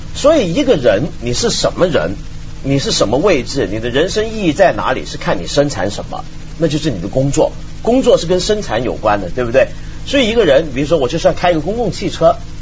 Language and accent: Chinese; Hong Kong; 以前我小时候在香港啊